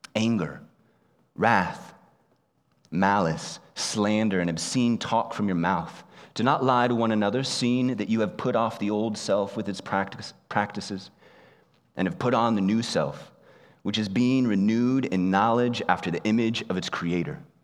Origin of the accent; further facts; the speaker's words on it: United States; moved away as an adult; also born or lived in Japan; I, like most of you, grew up in the United States